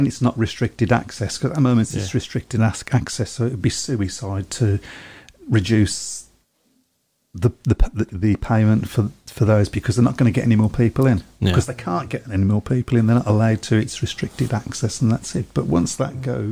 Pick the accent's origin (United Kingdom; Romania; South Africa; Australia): United Kingdom; Birmingham, West Midlands; I'm a Brummie lad